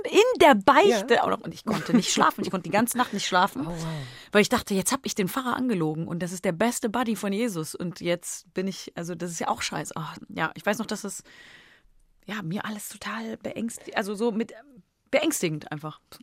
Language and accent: German; Cologne, North Rhine-Westphalia, Germany; accent: Kölsch; meine Sprache meiner Heimat